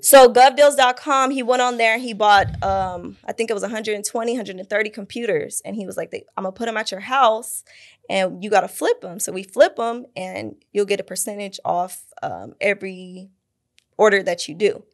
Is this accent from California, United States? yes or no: yes; Fontana, California, United States; also born or lived in Pasadena, California; now in Phoenix, United States; grew up in, like, Fontana area, San Bernardino area